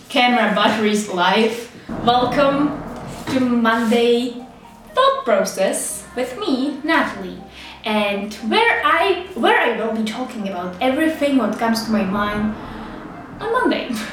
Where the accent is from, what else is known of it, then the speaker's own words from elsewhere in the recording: Czechia; English is a second language; I have accent. I am from Czech Republic and sometimes I will make some uh, terrible English mistakes.